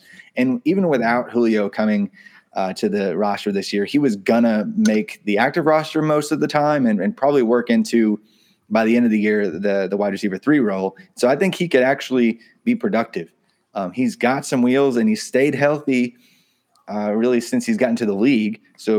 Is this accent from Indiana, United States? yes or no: yes; Indiana, United States; I'm from Indiana, by the way. I do not like the Hoosiers, but I'm from Indiana.